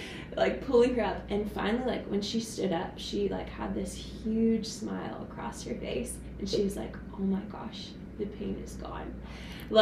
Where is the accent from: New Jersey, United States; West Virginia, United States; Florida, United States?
West Virginia, United States; I am from West Virginia.